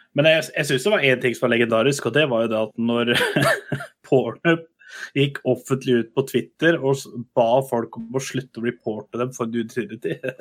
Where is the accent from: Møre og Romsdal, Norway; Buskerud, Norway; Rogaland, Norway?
Buskerud, Norway; Kongsberg; i min hjemby Kongsberg